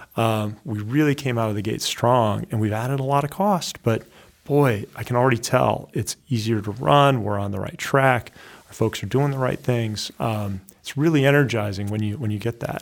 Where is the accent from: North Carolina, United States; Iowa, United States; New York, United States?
Iowa, United States; moved away as an adult; also born or lived in West Coast / New Hampshire; I grew up in Iowa